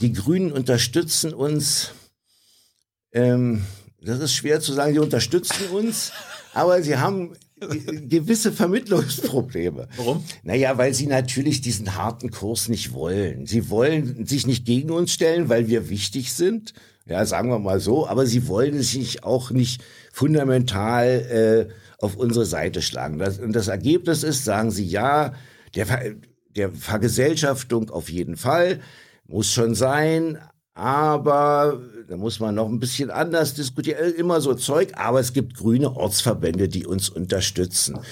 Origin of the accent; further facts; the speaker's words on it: Berlin, Germany; ich bin hier aufgewachsen in Berlin. Ich wohne hier seit 68 Jahren